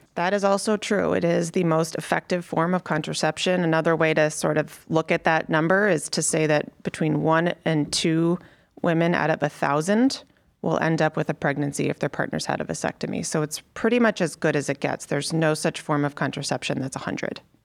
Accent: Connecticut, United States; moved away as an adult; also born or lived in Chicago; now in Cleveland, United States; I grew up in Connecticut

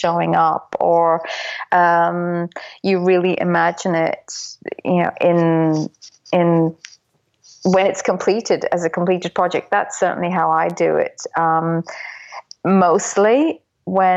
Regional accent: Dublin, Leinster, Ireland; I was brought up in Dublin, which I say is the storytelling capital of the world

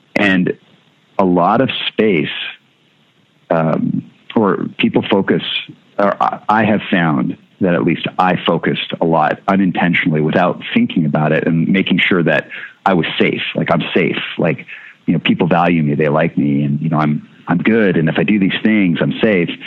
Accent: Winnipeg, Manitoba, Canada; born or raised there; also born or lived in Seattle

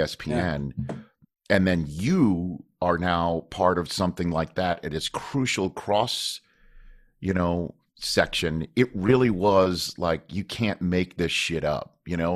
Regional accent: New York City, New York, United States; moved away; I'm from Staten Island

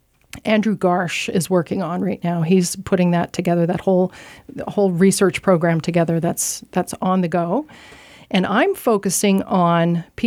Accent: Saint John, New Brunswick, Canada; Yeah, I'm a St. Johner.

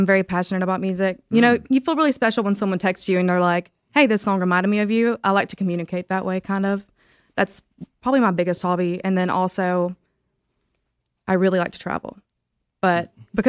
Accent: Gadsden, Alabama, United States; also born or lived in Tuscaloosa, Alabama; I came from Southside in Gadsden.

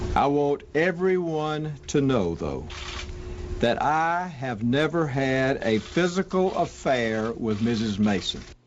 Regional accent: Heidelberg, Baden-Württemberg, Germany; now in Southern California, United States; I was born in Heidelberg, Germany

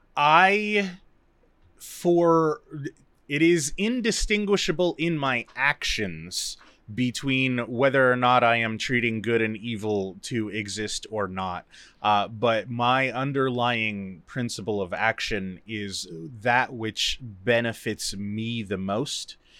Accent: United States

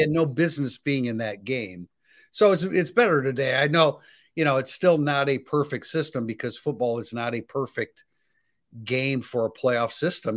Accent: South Bend, Indiana, United States; growing up in South Bend

